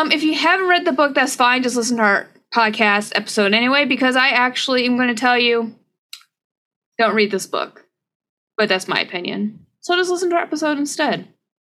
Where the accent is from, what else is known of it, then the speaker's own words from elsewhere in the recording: United States; I'm quite American